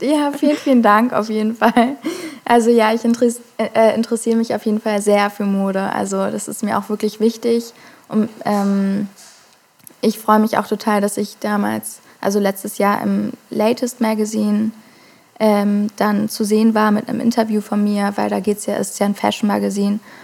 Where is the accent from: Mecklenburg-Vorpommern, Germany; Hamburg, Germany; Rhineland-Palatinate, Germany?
Hamburg, Germany; ich komme aus Hamburg, wurde auch in Hamburg geboren